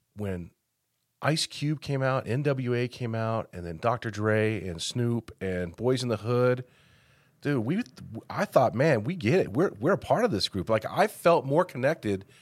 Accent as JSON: {"language": "English", "town": "Denver", "region": "Colorado", "country": "United States", "tie": "born or raised there", "moved": "yes", "lives_now": "Farmington, United States", "said": "I grew up in Denver, and very multicultural area"}